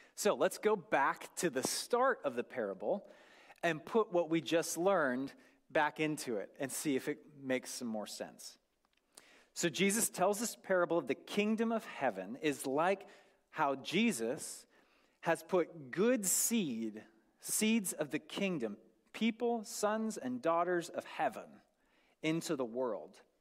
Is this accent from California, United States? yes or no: no; North Idaho, United States; I grew up in North Idaho